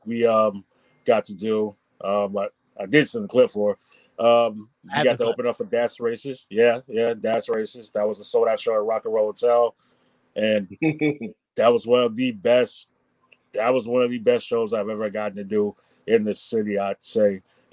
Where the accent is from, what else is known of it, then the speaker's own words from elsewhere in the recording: Nashville, Tennessee, United States; now in Washington, United States; I came up from Nashville, Tennessee to be in DC and primarily came in for my education